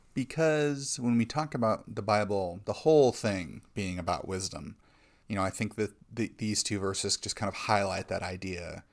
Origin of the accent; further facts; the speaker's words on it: United States; as American Christians